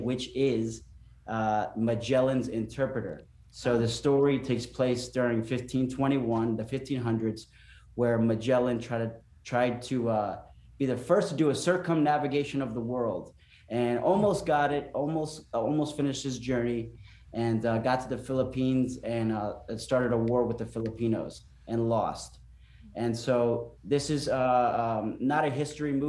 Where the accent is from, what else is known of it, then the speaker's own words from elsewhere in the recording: Florida, United States; moved away as an adult; also born or lived in California; I grew up here in Florida.